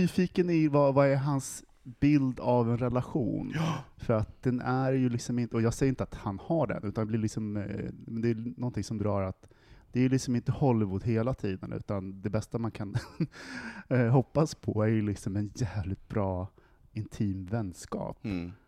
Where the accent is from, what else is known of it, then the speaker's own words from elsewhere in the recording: Västerås, Västmanland, Sweden; I Västerås, där jag kommer ifrån